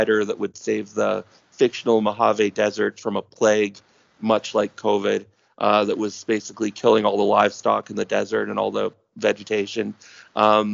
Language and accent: English; Toronto, Ontario, Canada; takes place in my hometown, and all the stuff I talk about are legit Toronto locations